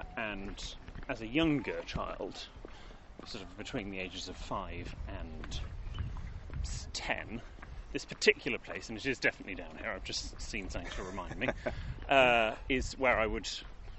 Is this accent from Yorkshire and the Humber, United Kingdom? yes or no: no; Bristol, South West England, United Kingdom; I grew up in Bristol.